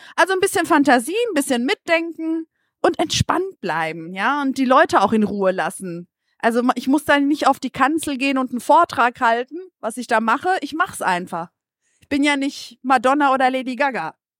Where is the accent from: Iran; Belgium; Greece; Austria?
Greece; now in Germany; als Griechin